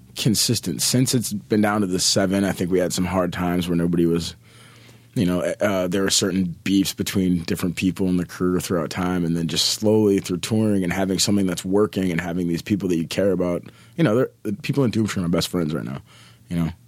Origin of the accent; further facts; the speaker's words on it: Minneapolis, Minnesota, United States; I'm born and raised in Minneapolis, Minnesota